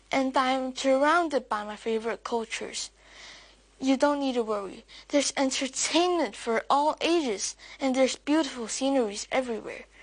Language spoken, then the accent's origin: English; Hong Kong; a person who was born and raised in Hong Kong